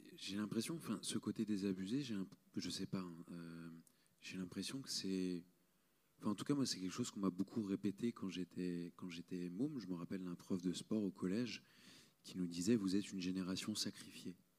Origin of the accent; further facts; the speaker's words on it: Marseille, Provence-Alpes-Côte d'Azur, France; je viens de Marseille